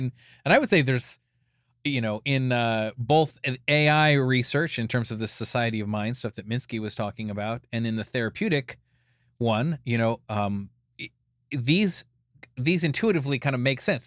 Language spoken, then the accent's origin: English; Escondido, California, United States; I was born in Escondido, California in 1974